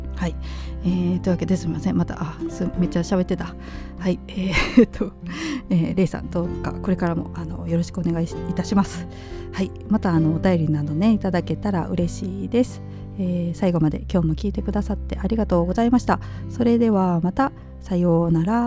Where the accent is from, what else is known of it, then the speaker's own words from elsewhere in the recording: Kansai, Japan; accent: Kansai-ben; 私そんなに関西弁じゃない